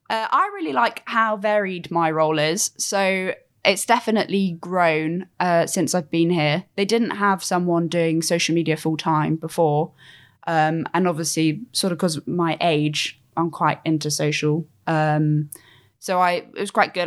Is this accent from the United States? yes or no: no; Cornwall, South West England, United Kingdom; I'm from Cornwall